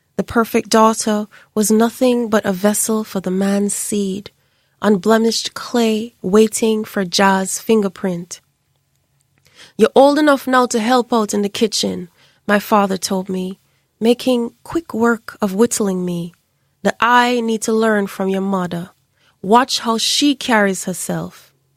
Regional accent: Jamaica; my siblings and I were always oddities growing up in Jamaica because we had dreadlocks

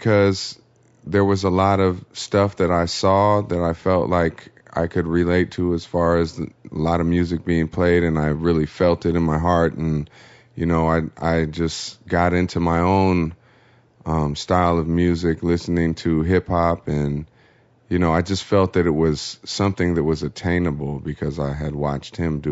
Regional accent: Oakland, California, United States; moved away as an adult; now in Los Angeles, United States; I grew up in Oakland, California, and moved to the Los Angeles area about 8 years ago

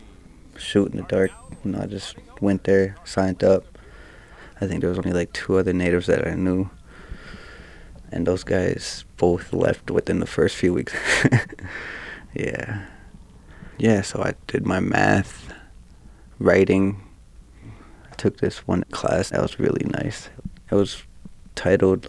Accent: Minneapolis, Minnesota, United States; also born or lived in Fond du Lac Reservation, Minnesota; I was born in Minneapolis, 91, in Hennepin County, you know, right downtown Minneapolis

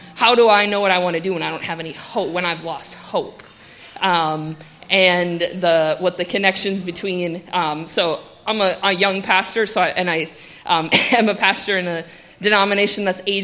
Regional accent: Iron Range, Minnesota, United States; I grew up on the Iron Range

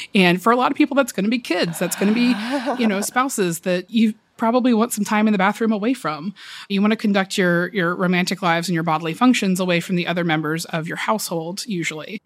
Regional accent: the South, United States; now in Brooklyn, United States; I am from the South originally

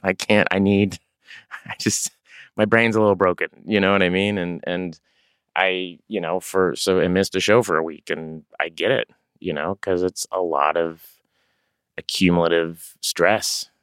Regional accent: Tulsa, Oklahoma, United States; moved away as an adult; now in Los Angeles, United States; I grew up in Tulsa, Oklahoma

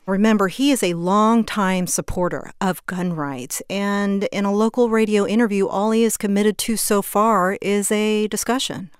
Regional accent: Sugar Land, Texas, United States; moved away; It's an area I grew up in. It's a suburb of Houston, Fort Bend County. I grew up in the Sugarland area

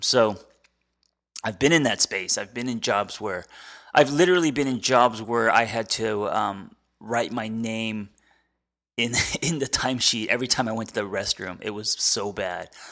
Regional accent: United States; as an American

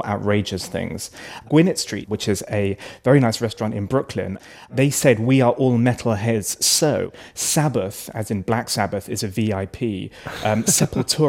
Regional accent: United Kingdom; I'm British

